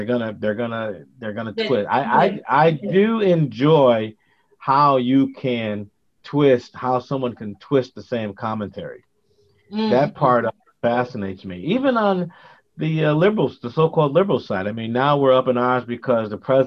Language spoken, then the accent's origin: English; New Haven, Connecticut, United States; gangs were pretty prevalent when we grew up in New Haven